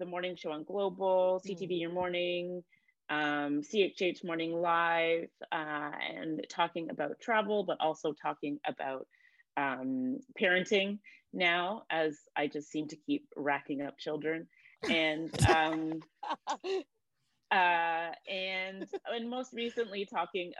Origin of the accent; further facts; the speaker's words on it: Cambridge, Ontario, Canada; moved away as an adult; also born or lived in Toronto / London, England; I grew up in Cambridge, Ontario